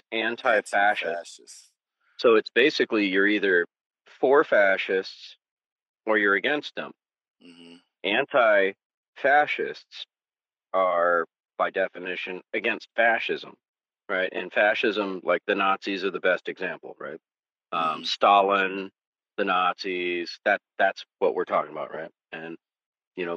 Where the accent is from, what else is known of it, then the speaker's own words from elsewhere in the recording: California, United States; I'm from California